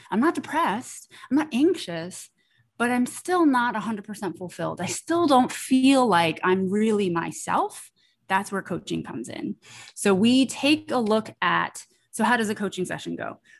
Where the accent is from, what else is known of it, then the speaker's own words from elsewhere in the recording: New York, United States; I am a first generation Chinese American, born and raised in New York